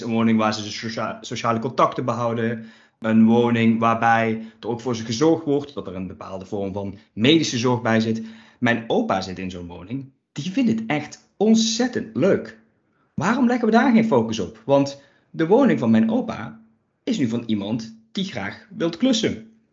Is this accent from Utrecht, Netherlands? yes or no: no; Limburg, Netherlands; ik kom eens even uit Limburg